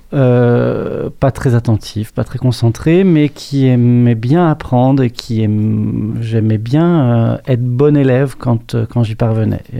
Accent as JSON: {"language": "French", "town": "Annecy", "region": "Auvergne-Rhône-Alpes", "country": "France", "tie": "born there", "said": "né à Annecy, en Haute-Savoie, dans les Alpes. Une très jolie petite ville euh, de montagne avec une influence italienne."}